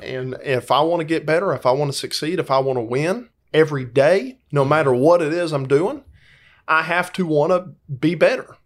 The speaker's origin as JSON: {"language": "English", "town": "Dalton", "region": "Georgia", "country": "United States", "tie": "born or raised there", "lives_now": "Valdosta, United States", "said": "I grew up in Dalton, Georgia."}